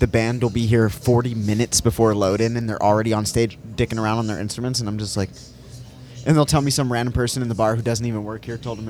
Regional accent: the South, United States; moved away; I'm from the South.

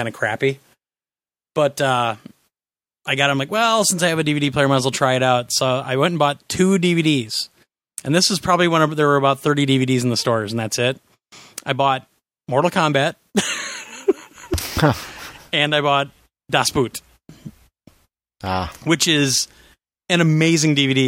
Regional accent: Kansas, United States; also born or lived in Nebraska; now in Wisconsin, United States; I'm from Kansas, had a farm in Nebraska, and I live in Wisconsin

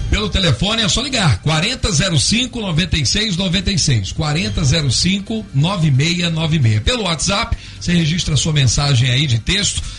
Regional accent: Greece; Meu pai era grego. Eu sou grego

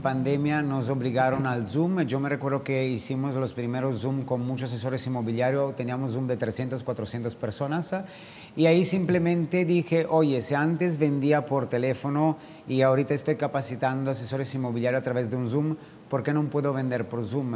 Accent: Italy; also born or lived in France / Dubai / Sydney; now in Riviera Maya, Mexico; un italiano viviendo aquí en México, en la Riviera Maya

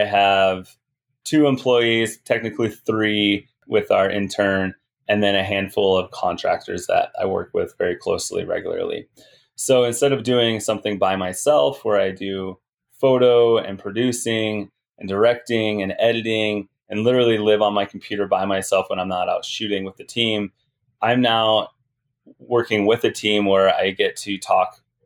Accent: Glenwood Springs, Colorado, United States; Glenwood Springs, my hometown

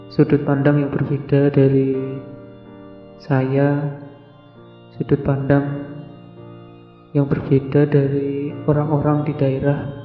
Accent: Indonesia; accent: medok; logat saya logat medok yang yang ngomong pakai bahasa Indonesia

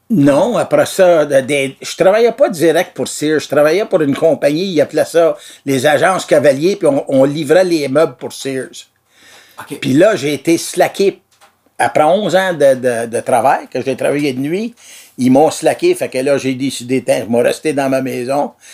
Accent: Brossard, Quebec, Canada; moved away as an adult; also born or lived in Pointe-Saint-Charles, Montreal; now in Saint-Alphonse-Rodriguez, Canada; j'ai passé ma vie à Brossard, moi. Là. Dans le temps, c'était pas Brossard, c'était Brossard Station dans le temps. Là. Je suis né à Point-Saint-Charles. J'avais À 10 ans, on a parti de là. Puis on a déménagé à Brosseau, puis on a passé ma vie là.

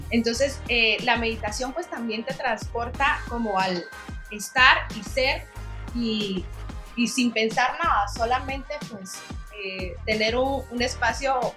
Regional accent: Guatemala; now in Barcelona, Spain; yo después de que vine de Guatemala para Barcelona, yo tenía problemas de que no dormía bien

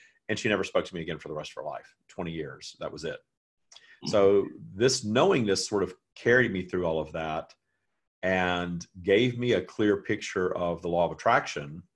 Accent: the South, United States; I live in the United States, and I grew up in the South, where it was not okay to be gay at all

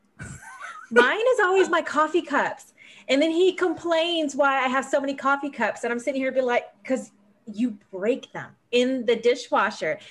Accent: California, United States; moved away as an adult; now in South Carolina, United States; I'm actually a California native. So I was born and raised in California before I joined the Navy

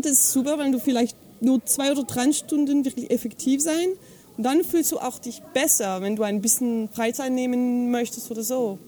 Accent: Fribourg, Switzerland; accent: French; first language French; German is a second language; moved away; ich komme aus der Schweiz, aber also Französisch ist meine Muttersprache

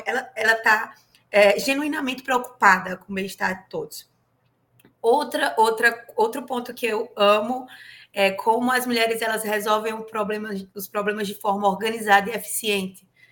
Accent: Paraíba, Brazil; moved away as an adult; also born or lived in Curitiba, Brazil; now in Corpus Christi, United States; sou paraibana

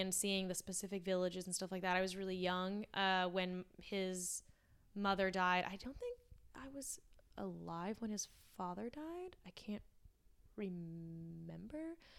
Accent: La Puente, California, United States; I come from Lapuente, which is now kind of gentrif-, satisfied

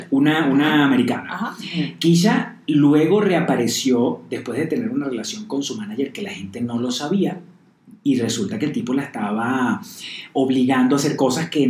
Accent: Venezuela; moved away; uno como venezolano

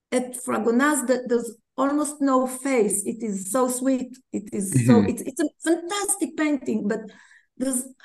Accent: Tel Aviv, Tel Aviv District, Israel; English is a second language; growing up as a kid in Tel Aviv

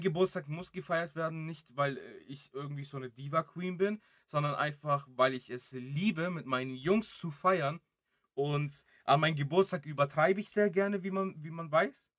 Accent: Greece; moved away; ich bin ja auch in Griechenland geboren.

